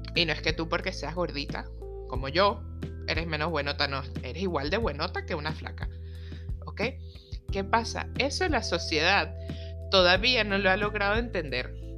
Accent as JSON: {"language": "Spanish", "country": "Venezuela", "moved": "yes", "said": "soy venezolana"}